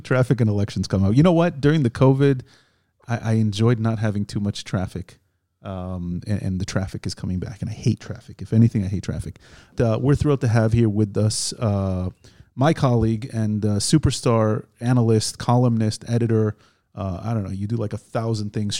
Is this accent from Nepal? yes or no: no; United States; now in Israel; We're two Jewish guys. We grew up in America.